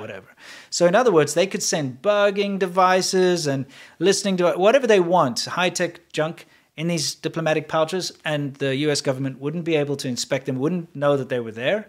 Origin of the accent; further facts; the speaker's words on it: South Africa; also born or lived in China; now in United States; being a South African